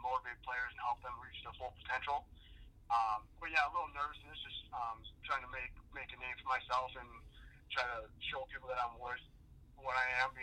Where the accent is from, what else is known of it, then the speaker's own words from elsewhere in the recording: Prior Lake, Minnesota, United States; also born or lived in Mankato, Minnesota; I'm from Prior Lake, Minnesota. It's probably 15, 20 minutes from the Minneapolis area. I went to Prior Lake High School.